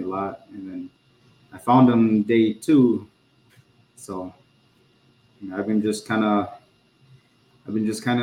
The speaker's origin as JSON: {"language": "English", "town": "La Crosse", "region": "Wisconsin", "country": "United States", "tie": "born or raised there", "said": "I was born and raised here in La Crosse, Wisconsin, in God's country"}